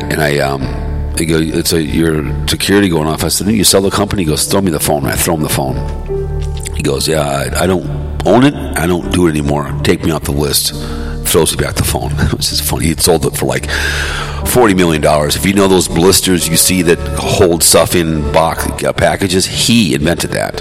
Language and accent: English; Hopkins, Minnesota, United States; growing up in Hopkins, and everyone had a job.